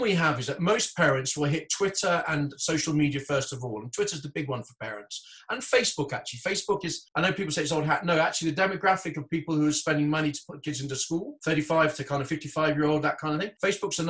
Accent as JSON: {"language": "English", "country": "Hong Kong", "tie": "born or raised there", "moved": "yes", "said": "I grew up in Hong Kong"}